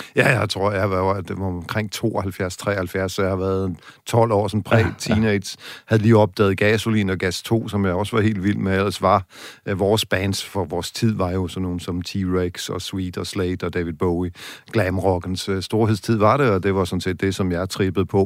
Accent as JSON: {"language": "Danish", "area": "West Jutland", "region": "Central Denmark Region", "country": "Denmark", "tie": "born or raised there", "said": "i Vestjylland, hvor jeg kommer fra"}